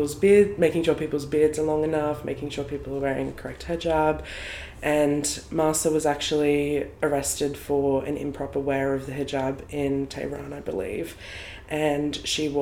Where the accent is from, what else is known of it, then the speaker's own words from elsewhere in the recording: Australia; I was born here in Australia and I grew up here my whole life